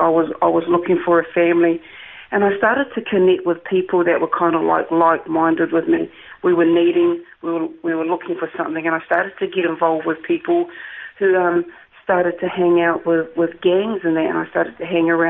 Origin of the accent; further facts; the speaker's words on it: Wellington, New Zealand; also born or lived in Lower Hutt; I was born in Lower Hutt, which is a little suburb in Wellington. But I actually grew up on a little farm out the back of Wellington called Macra.